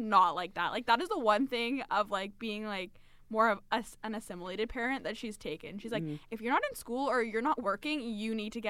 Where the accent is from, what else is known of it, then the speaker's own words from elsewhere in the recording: London, Ontario, Canada; first language English; We're both from London.